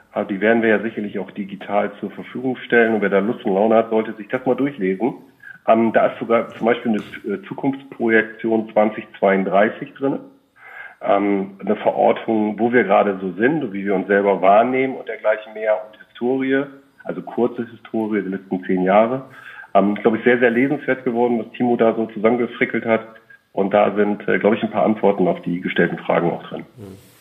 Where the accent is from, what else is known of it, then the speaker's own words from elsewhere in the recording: Bremen, Germany; moved away; in meiner Geburtsstadt, Geburtsstadt äh, wohnhaft, also in Bremen